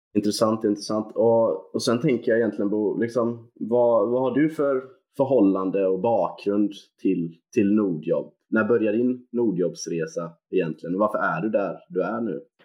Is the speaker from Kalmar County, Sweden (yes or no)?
no; Gothenburg, Västra Götaland, Sweden; som göteborgare